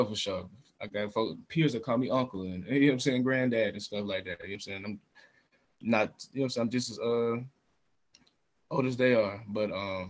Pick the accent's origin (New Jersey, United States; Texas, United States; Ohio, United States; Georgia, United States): Georgia, United States; Smyrna; I'm from Smyrna